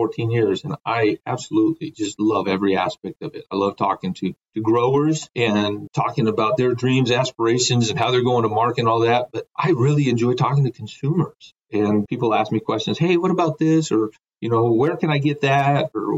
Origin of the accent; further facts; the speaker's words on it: Guadalajara, Jalisco, Mexico; moved away; also born or lived in Bend, Oregon, United States; I was born in Bend, Oregon, but my parents are evangelical missionaries down in Mexico. And so we moved down there when I was 2. And interestingly enough, we literally lived 3 blocks away from the produce terminal market in Guadalajara